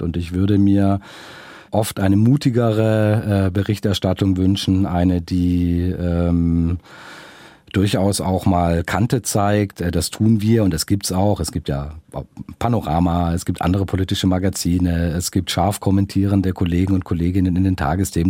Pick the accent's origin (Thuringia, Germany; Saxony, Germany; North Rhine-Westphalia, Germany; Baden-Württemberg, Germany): Baden-Württemberg, Germany; Filder, near Stuttgart; also born or lived in Esslingen / Neckar valley; Geboren bin ich in Esslingen, also mhm. und aufgewachsen bin ich auf den Fildern, also vor den Toren Stuttgarts und dann im Neckartal